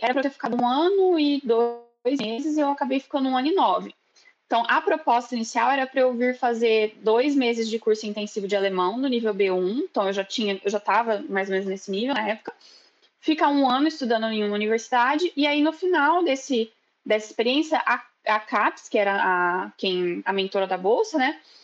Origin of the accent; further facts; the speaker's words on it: Ribeirão Preto, São Paulo, Brazil; moved away as an adult; also born or lived in Bauru, Brazil; now in Germany; eu sou do interior de São Paulo, sou de Ribeirão Preto